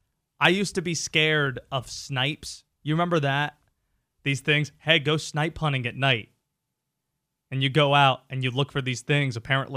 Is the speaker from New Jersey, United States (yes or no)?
no; the South, North Carolina, United States; growing up in the South